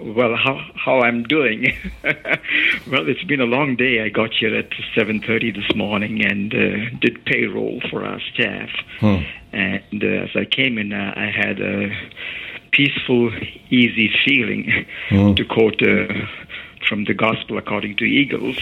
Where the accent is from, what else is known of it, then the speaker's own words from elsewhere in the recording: India; moved away; I grew up in India.